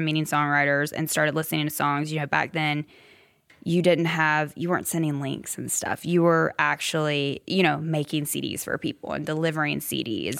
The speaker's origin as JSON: {"language": "English", "town": "Simpsonville", "region": "South Carolina", "country": "United States", "tie": "born or raised there", "moved": "as an adult", "lives_now": "Nashville, United States", "said": "Greenville, the upstate. Simpsonville, really."}